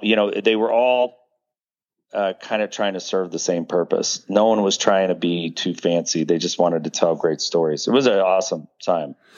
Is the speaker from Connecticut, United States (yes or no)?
no; Pasadena, California, United States; also born or lived in Hollywood, California / Memphis, Tennessee; I was born in Hollywood, but raised in Pasadena.